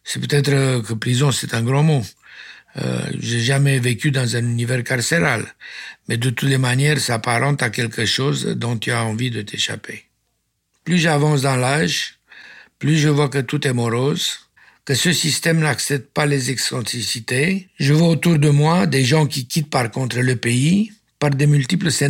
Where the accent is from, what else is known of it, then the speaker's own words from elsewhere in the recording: Romania; Ah oui, ah oui, je suis roumain